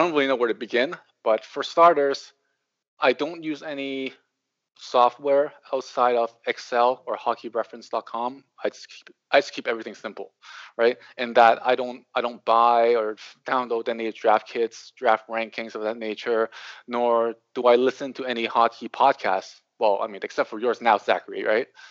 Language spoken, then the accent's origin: English; Hong Kong; moved away; also born or lived in Toronto, Canada; I'm from Hong Kong, but I went to school in Toronto